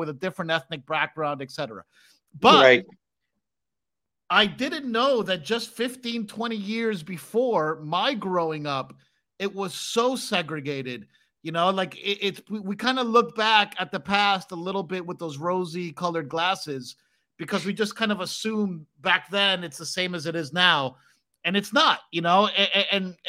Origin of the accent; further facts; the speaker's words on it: Miami, Florida, United States; I grew up in Miami. I went to South Miami Elementary, South Miami Middle School.